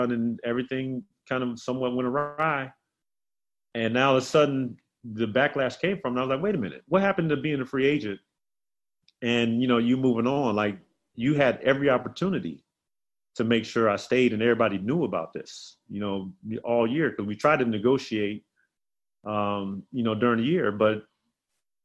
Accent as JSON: {"language": "English", "region": "South Carolina", "country": "United States", "tie": "born or raised there", "moved": "yes", "said": "Kevin was always like my young brother growing up in South Carolina. So to see how far, you know, we both have come from those days in South Carolina"}